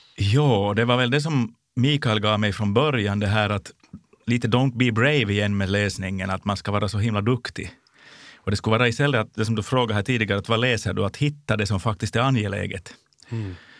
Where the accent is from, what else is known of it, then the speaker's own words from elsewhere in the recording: Jakobstad, Ostrobothnia, Finland; min hemstad, Jakobstad. under den tid när jag både var barn och ung